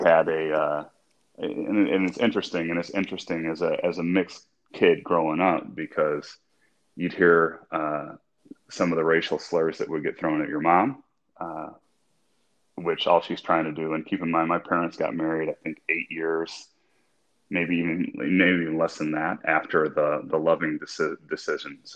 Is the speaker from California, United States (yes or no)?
no; Midland, Michigan, United States; I grew up in Midland, Michigan, which is the hometown